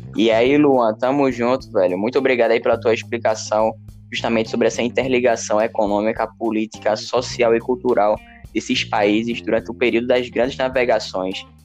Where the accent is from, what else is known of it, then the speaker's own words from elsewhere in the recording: Brazil; nós, brasileiros ou outros latinos, não somos americanos